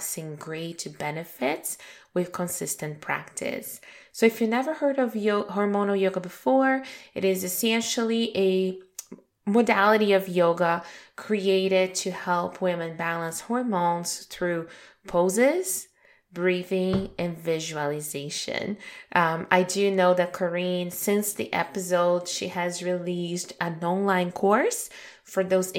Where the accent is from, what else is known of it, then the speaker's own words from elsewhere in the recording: Brazil; moved away; also born or lived in Toronto, Canada; Brazil, which is my home country